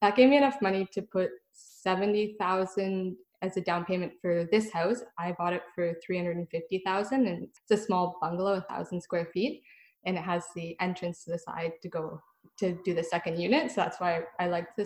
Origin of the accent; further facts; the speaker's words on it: Ottawa, Ontario, Canada; I'm from Ottawa